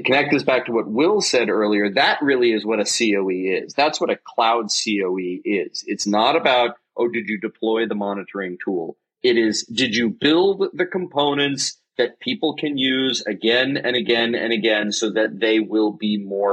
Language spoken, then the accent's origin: English; United States; being American